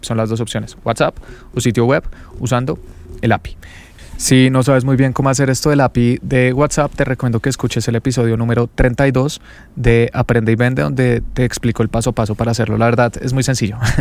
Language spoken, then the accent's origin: Spanish; Bogotá, Colombia; Yo soy de Bogotá, es la capital de Colombia